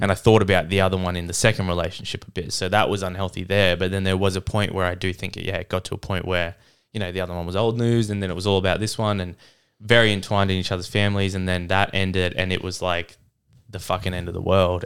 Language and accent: English; Canada; moved away; I grew up in Canada with my mum